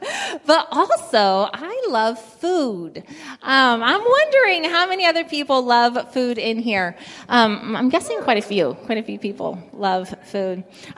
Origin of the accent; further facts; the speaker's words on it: Guinea; I grew up in Guinea, West Africa, and so when I smell peanut sauce, like, that just takes me back to the village.